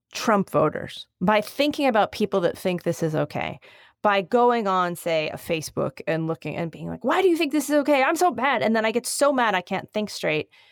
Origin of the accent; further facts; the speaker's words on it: Philadelphia, Pennsylvania, United States; I am from Philadelphia